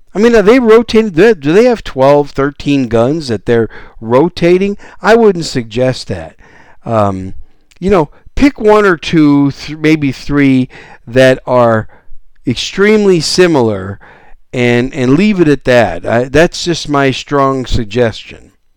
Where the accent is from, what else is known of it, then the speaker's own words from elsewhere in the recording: Wisconsin, United States; moved away as an adult; also born or lived in Arizona / Oklahoma / Texas; I'm a Cheesehead Packer fan from Wisconsin. That's where I was raised